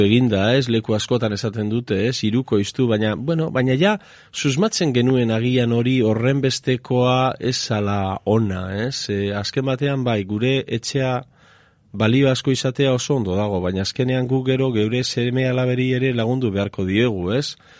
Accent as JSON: {"language": "Basque", "town": "Eibar", "region": "Basque Country", "country": "Spain", "said": "txikitan, bueno, orain ere horrela esaten da, ez? E, eibarren esaten zen"}